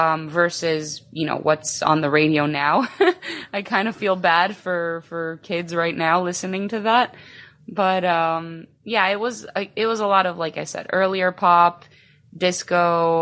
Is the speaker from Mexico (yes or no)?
no; Chicago, Illinois, United States; also born or lived in Greece; So I'm actually the only one that's from here, born and raised here. I did leave, at the age of 10, I actually moved to Greece. And then I came back. So I'm actually like a Greek American. So I was born in the east side of Chicago.